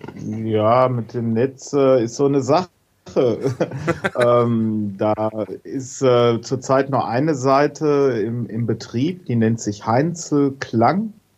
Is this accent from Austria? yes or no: no; Hagen, North Rhine-Westphalia, Germany; moved away as an adult; also born or lived in Letmathe / Hohenlimburg; now in Witten, Germany; ich bin geboren in Letmate, habe äh, Jahrzehnte in Hagen gewohnt und bin jetzt nach Witten gezogen